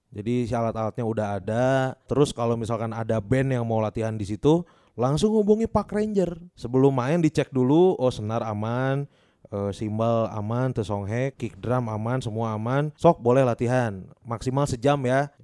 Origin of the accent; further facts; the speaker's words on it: Bandung, West Java, Indonesia; kita mah sebagai warga Bandung